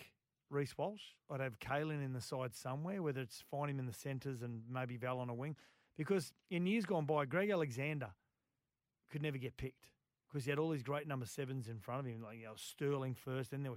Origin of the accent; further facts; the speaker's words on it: Queensland, Australia; as a Queenslander